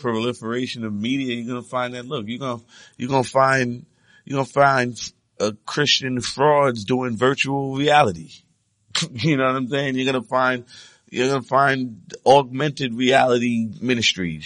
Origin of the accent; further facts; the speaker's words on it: United States; I'm an American